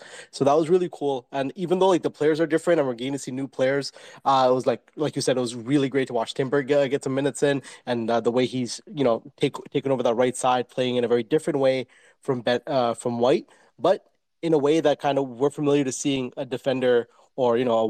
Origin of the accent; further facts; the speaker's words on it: Canada; Yeah, I'm from Canada.